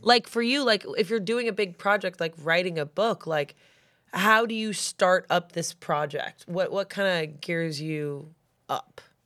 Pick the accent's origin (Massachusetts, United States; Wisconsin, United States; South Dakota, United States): Massachusetts, United States; I'm from Massachusetts